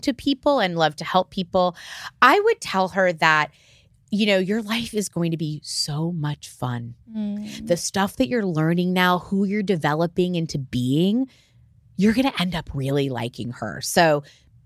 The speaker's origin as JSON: {"language": "English", "region": "Florida", "country": "United States", "tie": "born or raised there", "said": "I grew up in Florida"}